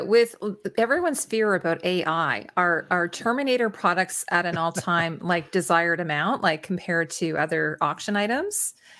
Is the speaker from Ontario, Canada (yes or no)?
yes; Toronto, Ontario, Canada; I'm from Toronto